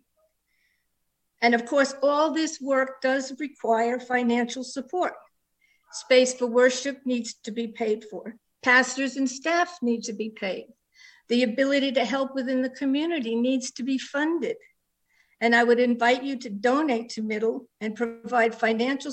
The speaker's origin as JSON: {"language": "English", "region": "New York", "country": "United States", "tie": "born or raised there", "accent": "New York", "moved": "yes", "lives_now": "Tucson, United States", "said": "I live in Tucson, Arizona. If you hear a bit of an accent, that's because I was born in New York and it never goes away"}